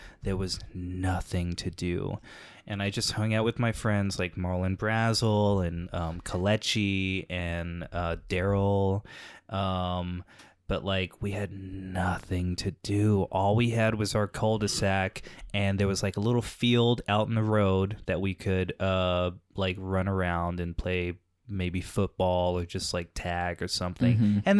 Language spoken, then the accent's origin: English; Texas, United States; so, like, growing up in Texas, nothing to do.